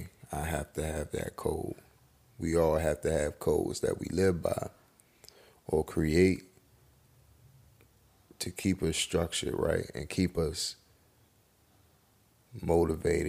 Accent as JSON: {"language": "English", "country": "United States", "said": "even though I'm black, I'm still an American"}